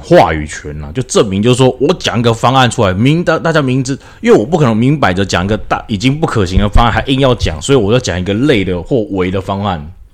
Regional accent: Taiwan; 我们台湾人

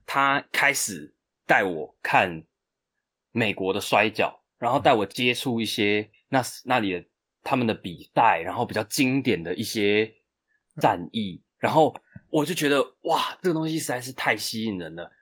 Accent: Chiayi, Taiwan; moved away as an adult; now in Taipei, Taiwan; 我本身是台湾人台湾人我，嗯。我的父母都是台湾人，我，我在嘉义出生，我其实嘉义出生是从南部出生的，嗯。OK。然后我现在是自己住在台北

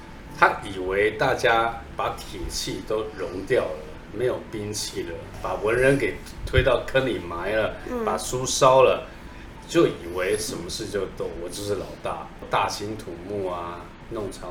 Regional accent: Beijing, China; accent: Beijing dialect; 我们北京话不讲老子，老子就是我，就是你爸爸，老子，

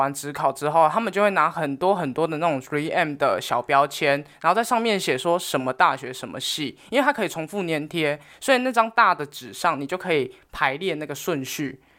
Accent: Taiwan; 我们台湾人

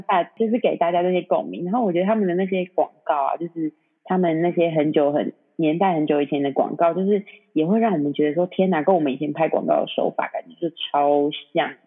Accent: Taiwan; 我是台湾，我们台湾人

